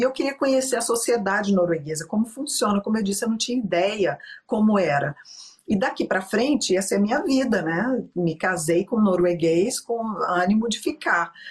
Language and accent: Portuguese; Belo Horizonte, Minas Gerais, Brazil; moved away as an adult; also born or lived in Rio de Janeiro; now in Stavanger, Norway; eu sou de BH, fiz direito lá por causa da minha tradicional família mineira.